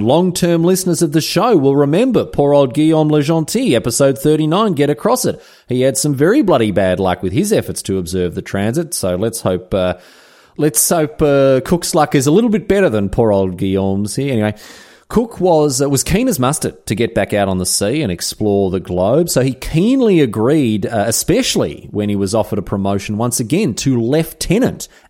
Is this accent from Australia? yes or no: yes; Melbourne, Victoria, Australia; It's well worth a visit if you're ever in my hometown